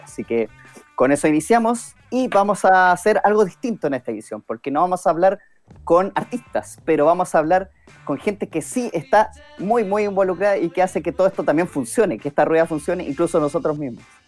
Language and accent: Spanish; Chile; no nos toca como chilenos